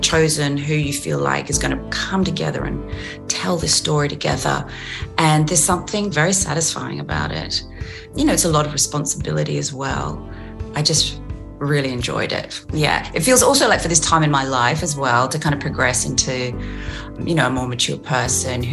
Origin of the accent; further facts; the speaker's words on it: Australia; accent: Aussie; I did notice my Aussie accent in those moments did become stronger